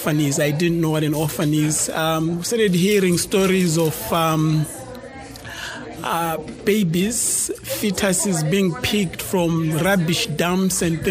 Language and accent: English; Bulawayo, Zimbabwe; also born or lived in Harare, Zimbabwe; I grew up in a second largest city in Zimbabwe called Blawayo